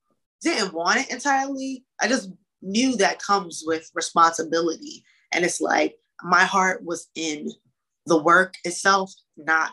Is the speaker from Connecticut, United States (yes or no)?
yes; Hartford, Connecticut, United States; I grew up in Hartford